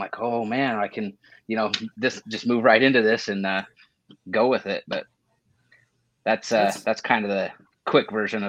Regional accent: Idaho, United States; now in Arizona, United States; I grew up in Idaho.

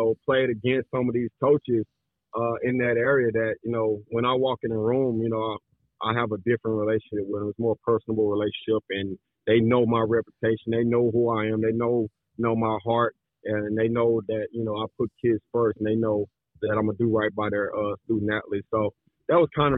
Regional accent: Dallas, Texas, United States; the Dallas market, which, you know, that's where I'm born and raised and have all the relationships

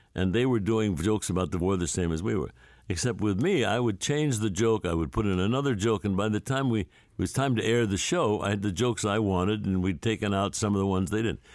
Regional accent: St. Louis, Missouri, United States; I grew up in Saint Louis

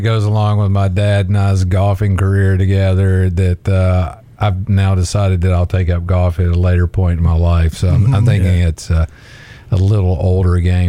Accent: Etowah, Tennessee, United States; I grew up in Etowah, Tennessee

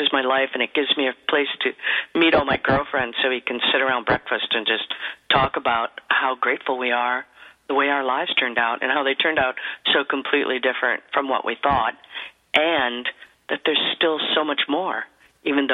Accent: central Wisconsin, United States; moved away; I was born and raised in Wisconsin

